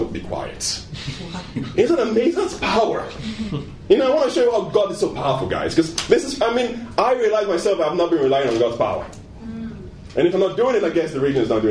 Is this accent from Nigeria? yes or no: yes; Nigeria; moved away; I was born in Nigeria